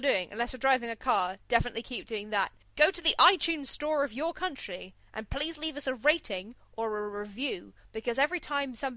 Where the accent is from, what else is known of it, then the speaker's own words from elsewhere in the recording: United Kingdom; We're British